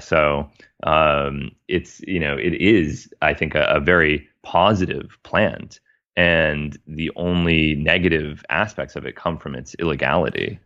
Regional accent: United States; as a American

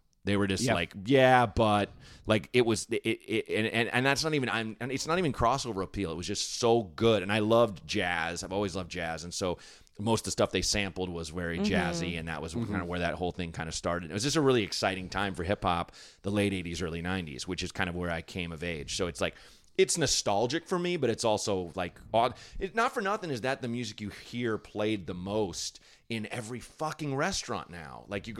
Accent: Portland, Oregon, United States; Portland, Oregon. In like kind of a slightly blacker area of Portland, which is sounds like an oxymoron.

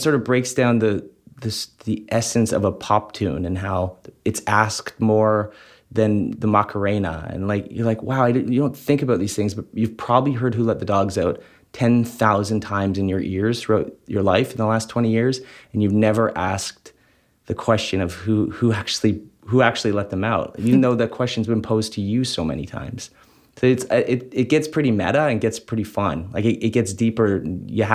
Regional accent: Vancouver, British Columbia, Canada; I'm from the West Coast and grew up in Vancouver

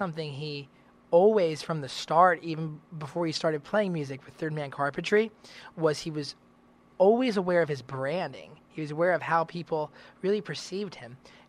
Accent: Nashville, Tennessee, United States; Growing up in Nashville is big. I grew up playing down on Broadway with a bunch of these older guys who played with like

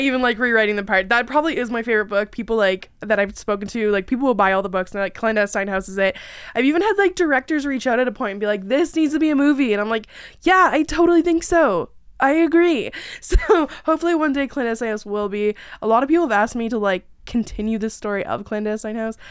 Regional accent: about an hour away from Toronto, Ontario, Canada; I am Canadian, about an hour away from Toronto.

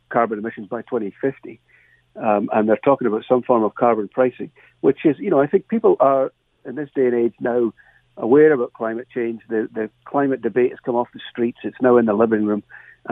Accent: Dumfries, Scotland, United Kingdom; now in Canada; my hometown in Dumfries in Scotland

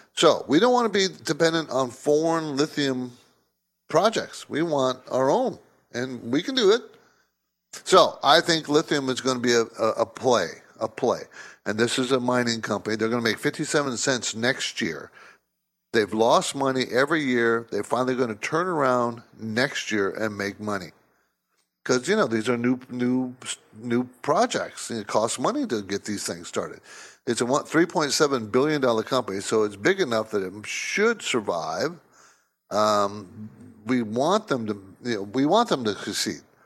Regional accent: San Diego, California, United States; moved away as an adult; also born or lived in New Jersey; I grew up in the West Coast in San Diego

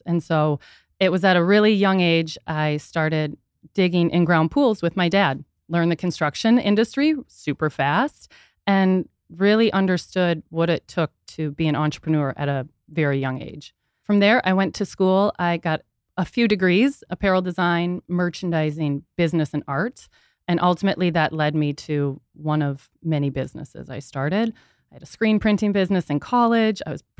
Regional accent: Minneapolis, Minnesota, United States; I grew up in Minneapolis.

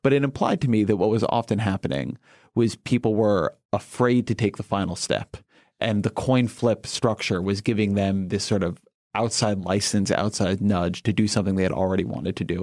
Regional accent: Irvine, California, United States; I come from Irvine

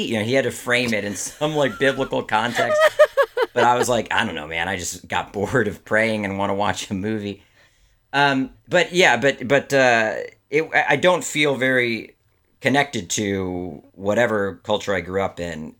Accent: Maryland, United States; I grew up in Maryland, outside of D C

